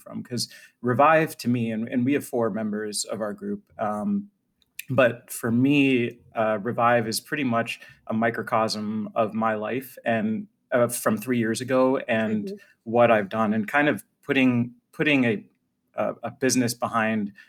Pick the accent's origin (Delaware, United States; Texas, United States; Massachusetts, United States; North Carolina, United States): Massachusetts, United States; Boston; moved away as an adult; also born or lived in Washington, D.C.; I grew up in Boston